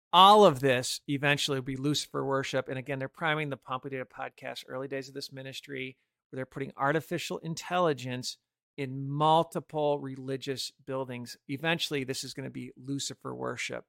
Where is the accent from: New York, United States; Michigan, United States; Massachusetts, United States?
Michigan, United States; now in Chicago, United States; I grew up in Michigan